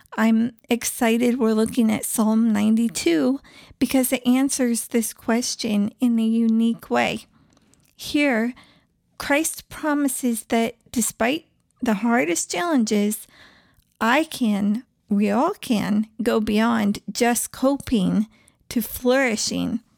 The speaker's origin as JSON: {"language": "English", "region": "East Coast", "country": "United States", "tie": "born or raised there", "also_born_or_lived": "Southwest / India", "moved": "yes", "said": "I grew up on the East Coast"}